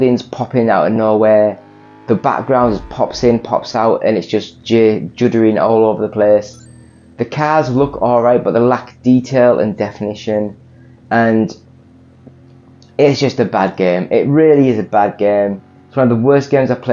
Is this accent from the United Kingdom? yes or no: yes; England, United Kingdom; I'm English